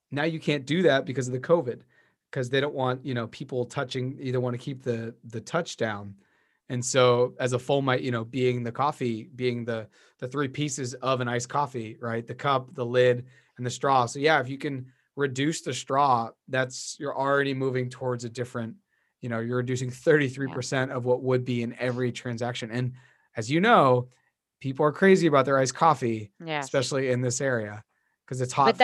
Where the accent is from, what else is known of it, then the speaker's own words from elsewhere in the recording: Beverly, United States; You know, I was raised in Beverly. Yeah. I love the ocean.